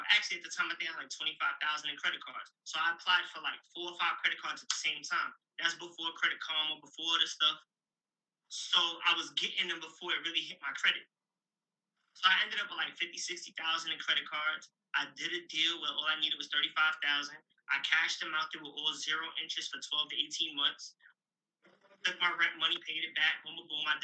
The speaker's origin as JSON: {"language": "English", "region": "New York", "country": "United States", "said": "Remember, I'm from New York, so most of them get jobs."}